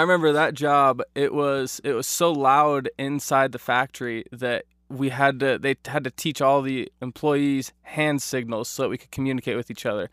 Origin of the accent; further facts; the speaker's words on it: Eagle, Idaho, United States; I grew up in Idaho in the Boise area, Eagle specifically